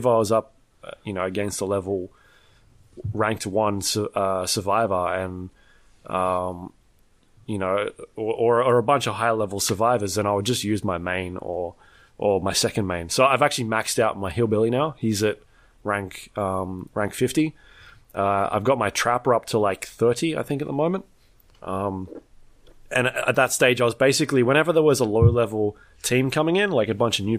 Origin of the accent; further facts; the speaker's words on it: New Zealand; Are you from Australia? No, we're from New Zealand.